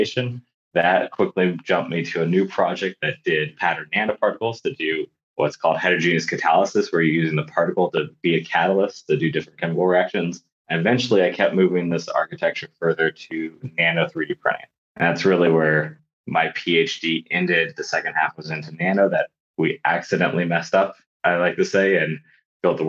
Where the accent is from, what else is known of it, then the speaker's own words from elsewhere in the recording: Bay Area, California, United States; I grew up in the Bay Area